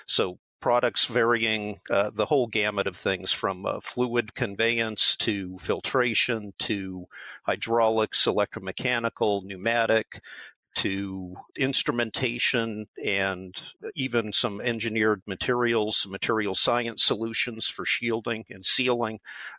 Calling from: Cleveland, Ohio, United States; We're here in Cleveland, Ohio.

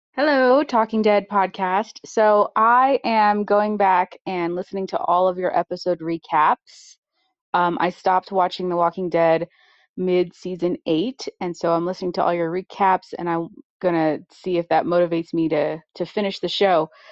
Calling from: Santa Fe, New Mexico, United States; I'm calling from Santa Fe, New Mexico.

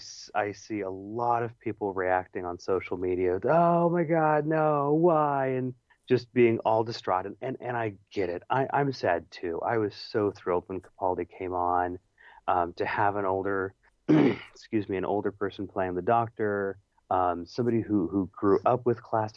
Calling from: California, United States; hey, tell Peter hello, I'm listening from Northern California, woohoo

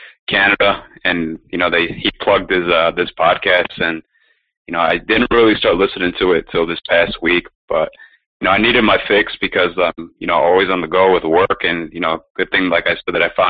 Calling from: Chicago, Illinois, United States; Calling from Chicago. Puro Chicago.

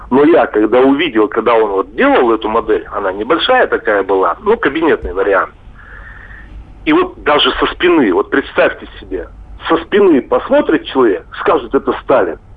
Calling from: Chelyabinsk, Chelyabinsk Oblast, Russia; я хотел из Челябинска попасть к вам на конференцию в Воронеж.

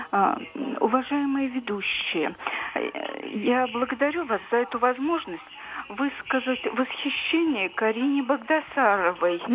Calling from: Krasnoyarsk, Krasnoyarsk Krai, Russia; Здравствуйте, я из Красноярска

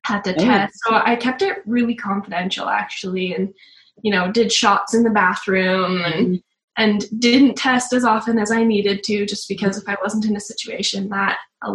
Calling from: Camrose, Alberta, Canada; We're calling from Camrose, Alberta in Canada.

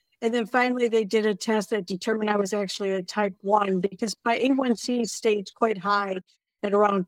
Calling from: Bellingham, Washington, United States; Bellingham, Washington.

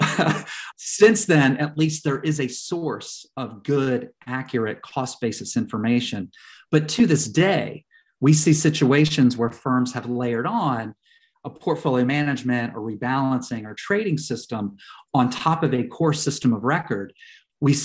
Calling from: Topsfield, Massachusetts, United States; I am calling in just north of Boston, about 20 miles due north of Boston along the coast

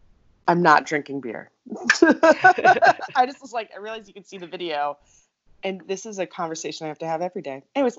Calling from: Minnesota, United States; I'm recording from Minnesota, because guess what? We got our first big snow.

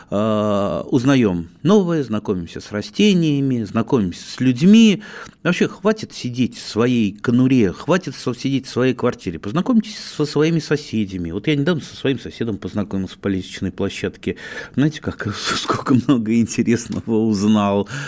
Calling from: Irkutsk, Irkutsk Oblast, Russia; Я из Иркутска.

